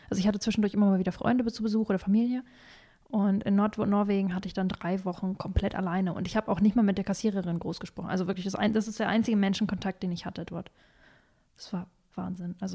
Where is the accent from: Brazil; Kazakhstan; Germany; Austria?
Kazakhstan; born there; ich bin in Kasachstan geboren und meine Familiengeschichte ist relativ lang